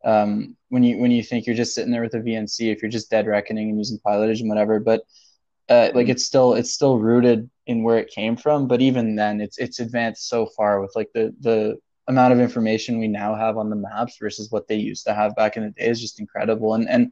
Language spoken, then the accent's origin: English; Toronto, Ontario, Canada; I'm from Toronto originally